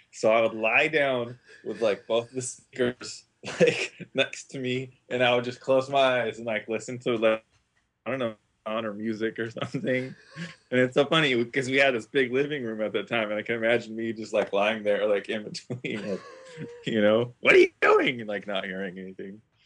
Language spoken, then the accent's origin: English; Isla Vista, California, United States; growing up in I V, it was the college town